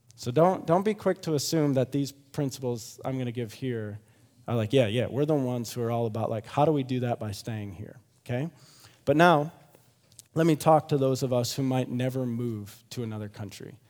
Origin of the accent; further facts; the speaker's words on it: Grand Rapids, Michigan, United States; moved away; I'm from Grand Rapids, Michigan originally